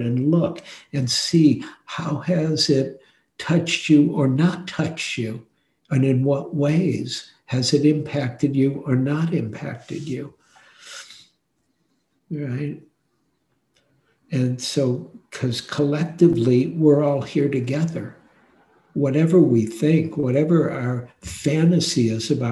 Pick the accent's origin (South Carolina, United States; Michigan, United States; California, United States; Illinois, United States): Michigan, United States; Detroit; I grew up in Detroit.